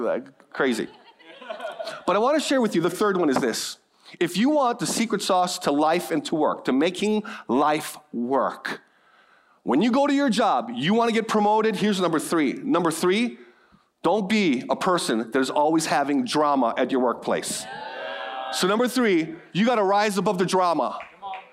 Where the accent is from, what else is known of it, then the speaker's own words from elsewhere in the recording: Hawaii, United States; I'm born and raised in Hawaii